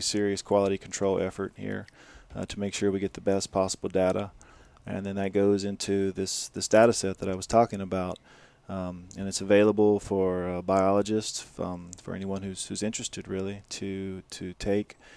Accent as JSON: {"language": "English", "region": "Louisiana", "country": "United States", "tie": "born or raised there", "said": "I'm, I'm from Louisiana, like I said, I grew up eating, you know, crabs and crawfish and shrimp"}